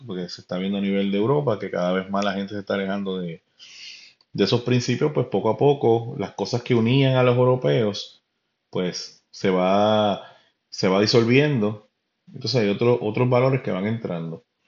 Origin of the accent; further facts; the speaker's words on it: Carolina, Puerto Rico; yo vengo de Puerto Rico, este, mi familia es de Carolina, Río Piedra, Carolina.